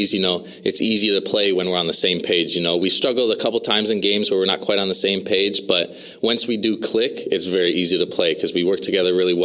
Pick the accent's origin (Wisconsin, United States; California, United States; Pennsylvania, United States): Wisconsin, United States; Racine; I'm from a little south of Milwaukee called Racine, Wisconsin